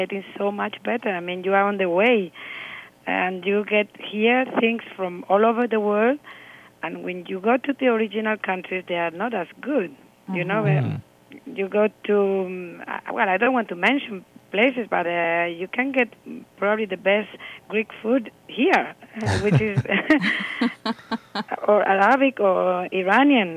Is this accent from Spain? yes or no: yes; Spain; when you are Spanish